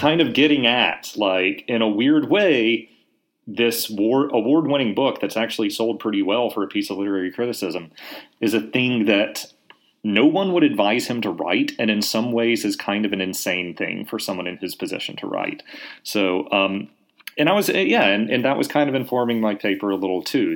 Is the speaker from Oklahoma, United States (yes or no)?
no; Laurel, Mississippi, United States; also born or lived in Jackson, Mississippi; am originally from from Mississippi. I Uh, grew up in a little town called Laurel